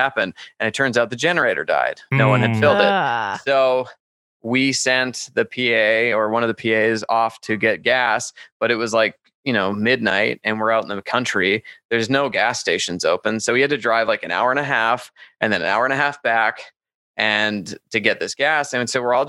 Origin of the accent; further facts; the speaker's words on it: Calgary, Alberta, Canada; now in Las Vegas, United States; I'm from Canada.